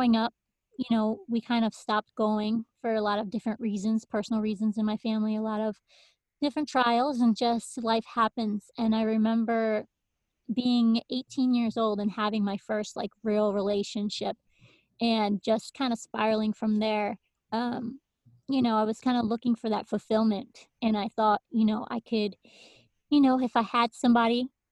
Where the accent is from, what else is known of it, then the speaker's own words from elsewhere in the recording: Hartford, Connecticut, United States; also born or lived in Windsor, Connecticut; I am from Connecticut. That's where I actually live right now, born and raised, and started off, you know, growing up in Hartford in the city. And then we slowly moved to the suburbs in Windsor.